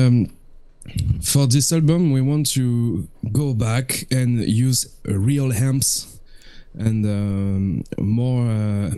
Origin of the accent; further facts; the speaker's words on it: France; from France, from the band …